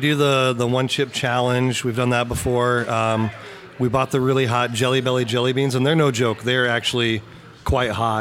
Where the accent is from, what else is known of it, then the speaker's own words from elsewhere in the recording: Lexington, Missouri, United States; I'm from Lexington, Missouri